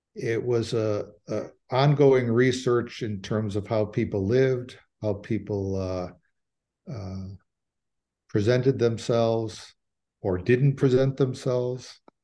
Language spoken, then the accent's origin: English; Cicero, Illinois, United States; I'm from Cicero. My grandfather did this. I'm from that world.